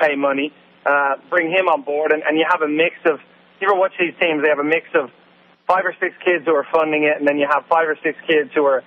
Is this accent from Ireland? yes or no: yes; Ireland; moved away; I grew up in Ireland